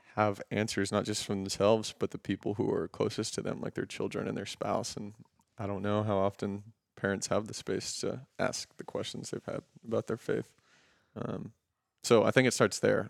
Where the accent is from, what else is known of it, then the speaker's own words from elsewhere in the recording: Houston, Texas, United States; we're both from Houston